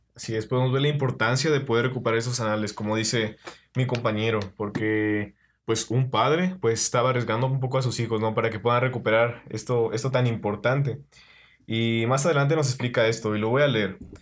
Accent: Puebla, Mexico; Yo soy de Puebla

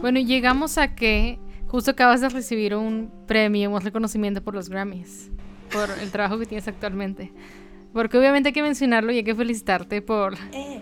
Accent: Mexico

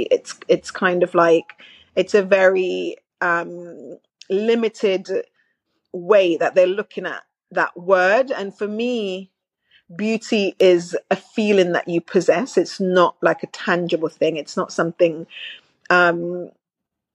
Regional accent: Jamaica; also born or lived in Manchester, United Kingdom; now in London, United Kingdom; so I grew up in Jamaica, very modest, in a very modest home, in rural Jamaica as well.

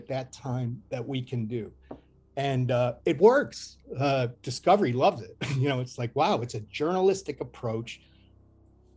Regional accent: Cleveland, Ohio, United States; moved away; my hometown is Cleveland, Ohio. I don't live there anymore

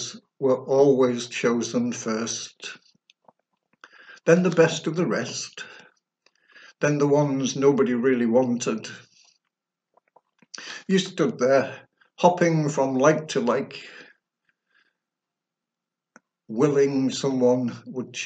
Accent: Sheffield, Yorkshire and the Humber, United Kingdom; I was born in Pitsmoor, an inner city part of Sheffield

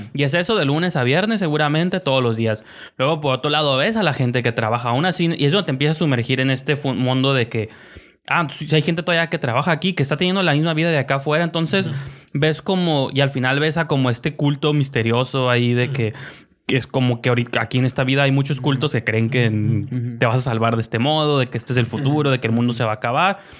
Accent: Mexico; also born or lived in Tijuana; nosotros como mexicanos

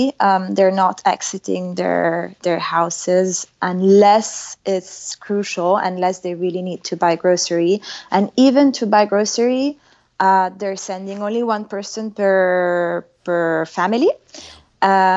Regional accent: Milan, Lombardy, Italy; now in Paris, France; I'm from Milan

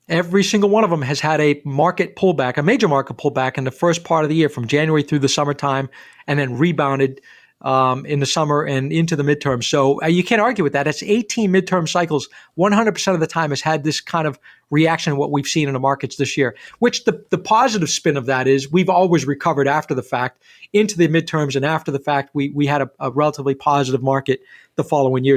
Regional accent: Rumford, Maine, United States; I grew up in Rumford in a paper mill town

